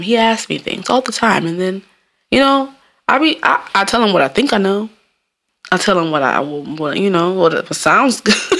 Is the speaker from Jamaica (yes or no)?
yes; Jamaica; I'm Jamaican